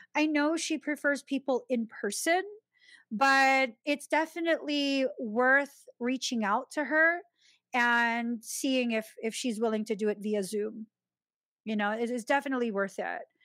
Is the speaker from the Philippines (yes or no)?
yes; Philippines; my own Filipino people.